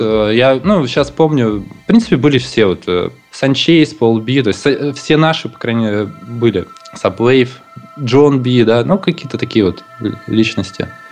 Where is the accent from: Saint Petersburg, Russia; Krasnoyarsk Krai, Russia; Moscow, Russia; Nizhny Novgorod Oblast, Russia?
Krasnoyarsk Krai, Russia; Krasnoyarsk; moved away; я из Красноярска